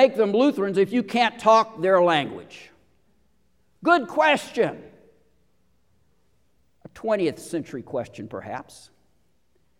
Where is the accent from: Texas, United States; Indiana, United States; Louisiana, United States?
Texas, United States; Houston; moved away; Churches I grew up in Houston